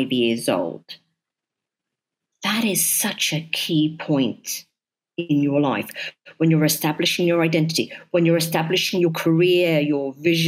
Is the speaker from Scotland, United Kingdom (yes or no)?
no; London, United Kingdom; moved away as an adult; now in United Arab Emirates; my upbringing has made me understand that when you're living in so many different places, growing up in London, such a melting pot